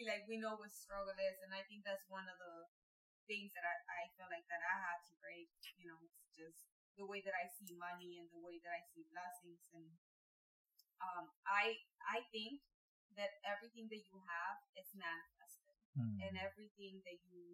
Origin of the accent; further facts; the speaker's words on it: Hidalgo, Mexico; now in United States; We lived in Mexico.